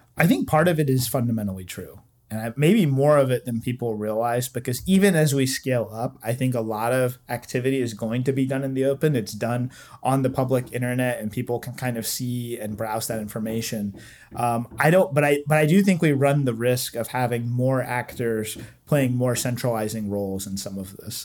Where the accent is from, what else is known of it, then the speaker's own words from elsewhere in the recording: Southeast Virginia, United States; moved away as an adult; now in Washington, DC, United States; I grew up in Southeast Virginia